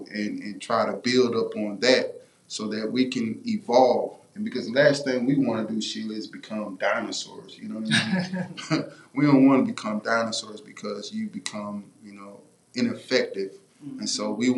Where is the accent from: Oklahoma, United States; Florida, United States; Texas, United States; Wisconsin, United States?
Texas, United States; Houston; moved away; also born or lived in McCook, Nebraska; I was coming from College Park in the south side of Houston